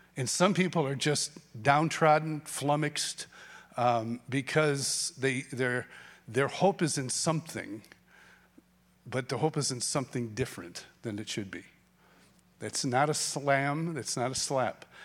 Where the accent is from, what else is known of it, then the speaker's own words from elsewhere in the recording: Rochester, New York, United States; I grew up in Rochester, New York